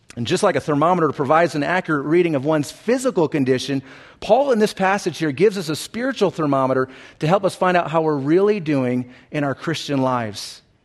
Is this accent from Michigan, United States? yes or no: no; Southern California, United States; when I was a young kid growing up in Southern California